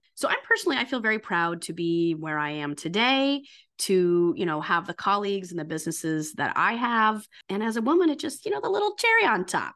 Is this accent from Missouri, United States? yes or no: yes; St. Louis, Missouri, United States; moved away as an adult; also born or lived in New York City; now in New York, United States; I'm from Saint Louis, came he, to New York to be an actor